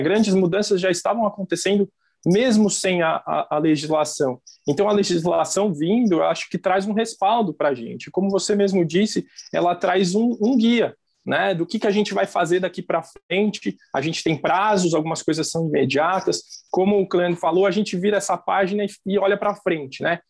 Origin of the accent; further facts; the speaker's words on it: São Paulo, Brazil; now in Palotina, Brazil; não sou natural de Palotina, né? Eu sou é, natural do estado de São Paulo